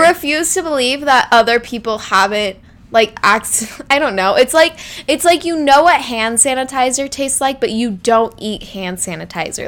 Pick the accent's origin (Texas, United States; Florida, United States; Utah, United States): Utah, United States; Salt Lake City; I'm from Salt Lake